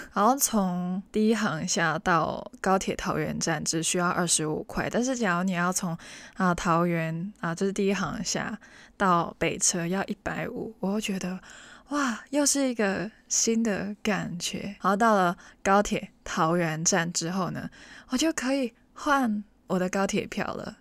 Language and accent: Chinese; Hong Kong; 因为我是香港人嘛，我还是会看电视，香港的电视